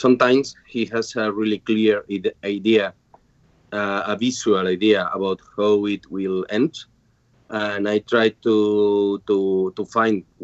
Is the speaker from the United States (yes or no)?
no; Spain; I'm from Spain